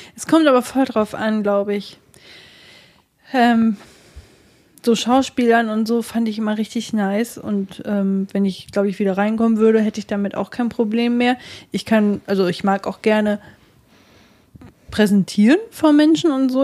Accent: Germany; wir Deutschen

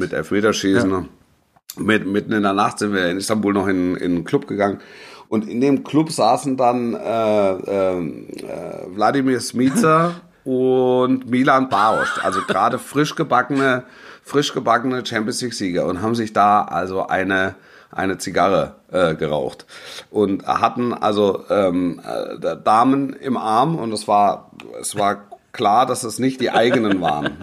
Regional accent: Stuttgart area, Baden-Württemberg, Germany; ich bin im Großraum, ich bin im Großraum Stuttgart groß geworden

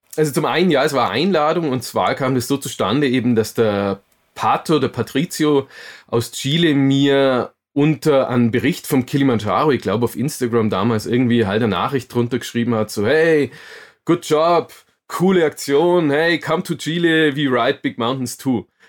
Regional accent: Augsburg, Bavaria, Germany; in Augsburg. Und ähm, bin da auch tatsächlich aufgewachsen

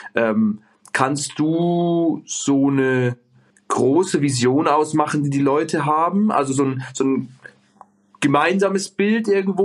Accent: Bavaria, Germany; ich komme hier aus dem Speck, äh, Greater, Greater München

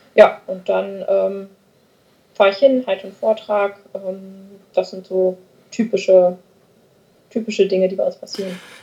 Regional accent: Wormersdorf, North Rhine-Westphalia, Germany; also born or lived in Hamburg / Meckenheim; Geboren bin ich außerhalb des Rheinlands in Hamburg. Ja. Und dann aber mit drei Jahren nach Meckenheim gekommen und bin dann in Wormersdorf aufgewachsen

